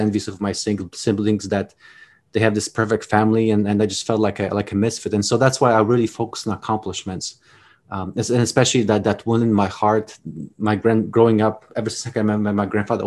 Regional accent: Poland; English is a second language; now in United States; as you can notice from my accent. I wasn't born in the United States. I was actually born in Poland, time of communism, towards the tail end

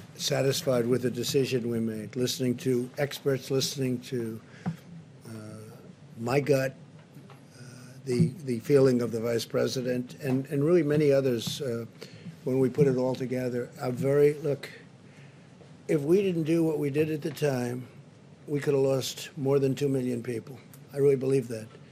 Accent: New York City, New York, United States; near where I grew up in Queens

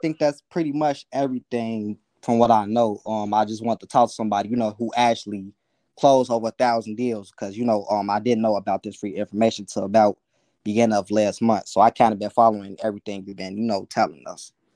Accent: Chicago, Illinois, United States; I'm from Chicago

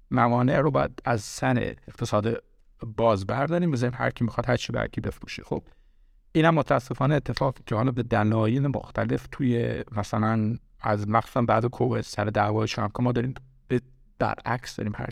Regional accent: Iran; now in United States; من از ایران اومدم آمریکا

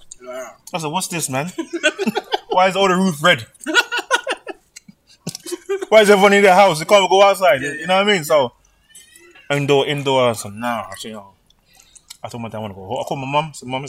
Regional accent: Kingston, Jamaica; So? Kingston

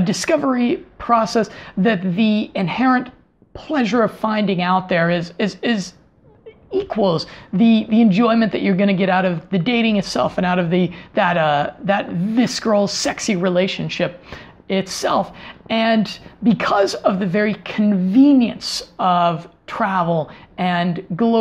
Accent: United States; moved away; as an American, as an outsider, as someone from a culture that is different

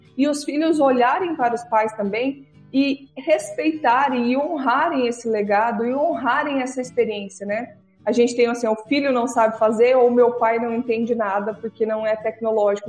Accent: Paraná, Brazil; now in Mato Grosso, Brazil; Eu nasci no Paraná, mas moro no Mato Grosso desde 1996

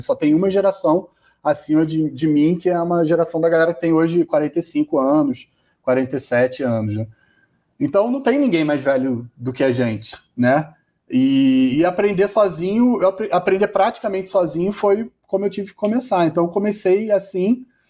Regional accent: Rio de Janeiro, Brazil; sou do Rio, moro no Rio

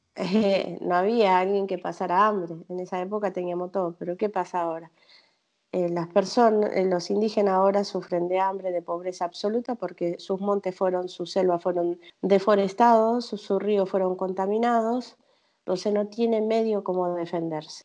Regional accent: Misiones, Argentina; moved away as an adult; Yo soy originaria de Misiones, de las tres fronteras. Eh, nosotros vivíamos en medio de la selva

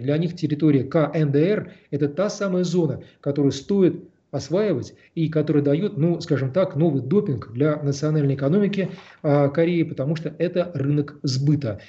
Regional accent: Moscow, Russia; мы, москвичи

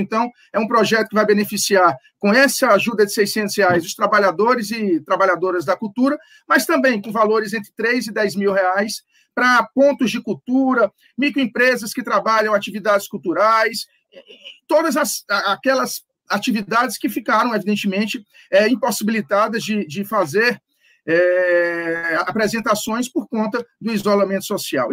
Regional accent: Northeast Brazil, Brazil; nós três, que somos nordestinos

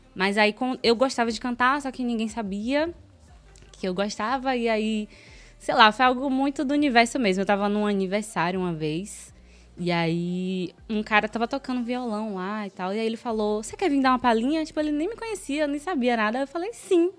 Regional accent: Salvador, Bahia, Brazil; Sou daqui de Salvador, sou de Pau da Lima

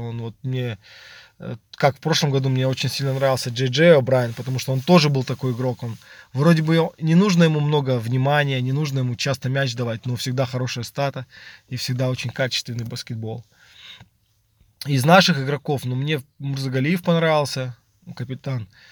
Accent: Belarus; я сам белорус

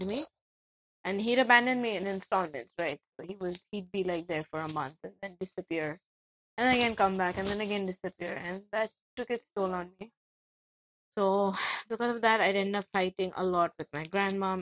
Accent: Kolkata, West Bengal, India; I'm an Indian from Calcutta.

